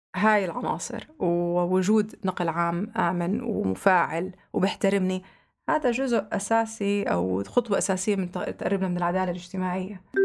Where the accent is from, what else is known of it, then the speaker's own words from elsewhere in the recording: Jordan; عندنا بالأردن